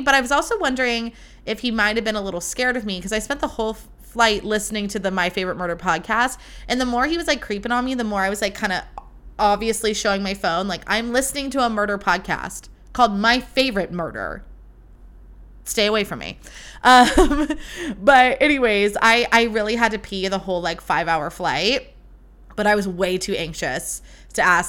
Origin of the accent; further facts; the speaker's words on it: California, United States; I am from California